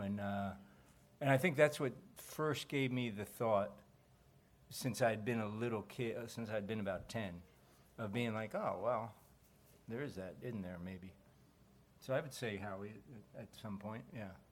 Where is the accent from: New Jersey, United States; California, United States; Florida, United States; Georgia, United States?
New Jersey, United States; I grew up in Jersey, not too far from New York